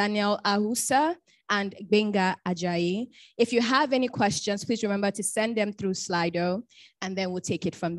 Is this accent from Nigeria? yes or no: yes; Bayelsa, Nigeria; I'm from Bayelsa State. I'm an Ijaw woman.